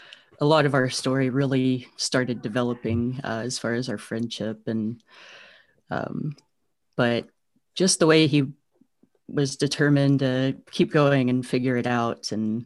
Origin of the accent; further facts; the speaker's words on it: Tennessee, United States; so I grew up in Eastern Tennessee and spent a lot of time outdoors there with family